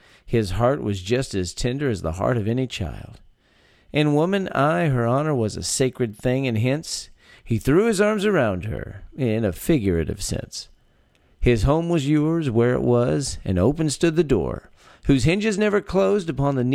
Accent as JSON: {"language": "English", "region": "Texas", "country": "United States", "tie": "born or raised there"}